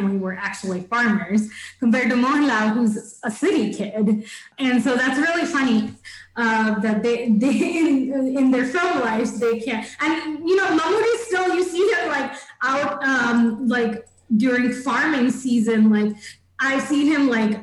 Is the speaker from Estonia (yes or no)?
no; Thiruvananthapuram, Kerala, India; accent: Trivandrum; because I'm from Trivandrum, people have like used that accent with me